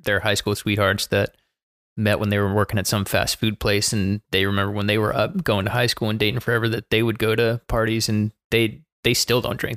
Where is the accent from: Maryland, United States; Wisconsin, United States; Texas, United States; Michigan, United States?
Maryland, United States; Baltimore; moved away as an adult; now in Charlotte, United States; I was born in Baltimore, Maryland, to two fantastic parents